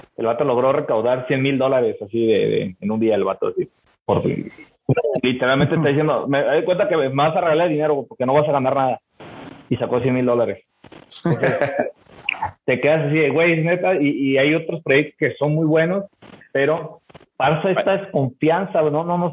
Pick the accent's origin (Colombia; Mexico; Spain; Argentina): Mexico; nosotros como mexicanos